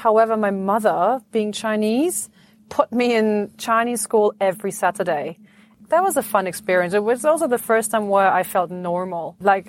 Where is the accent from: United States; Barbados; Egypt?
Egypt; born there; And then I was born in Egypt. Like, why were you born in Egypt? Do you have an Egyptian passport?